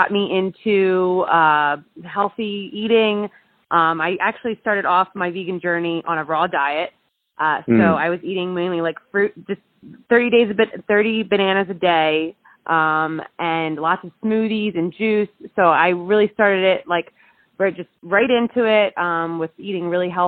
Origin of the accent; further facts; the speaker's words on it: Jersey Shore, New Jersey, United States; also born or lived in Pennsylvania; now in Los Angeles, United States; I am originally from the Jersey Shore, but I went to school in Pennsylvania